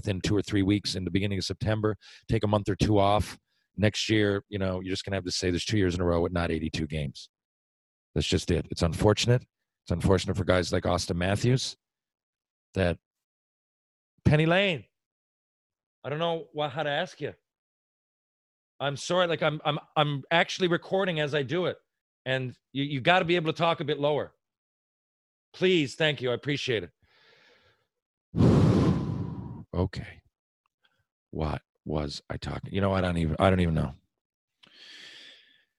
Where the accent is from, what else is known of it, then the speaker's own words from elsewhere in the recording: Mount Pearl, Newfoundland and Labrador, Canada; I'm from Mount Pearl, Newfoundland